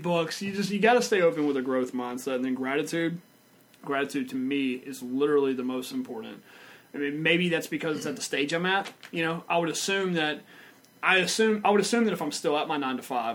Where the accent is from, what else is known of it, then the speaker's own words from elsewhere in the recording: Vidor, Texas, United States; I grew up in Vidor, Texas with nothing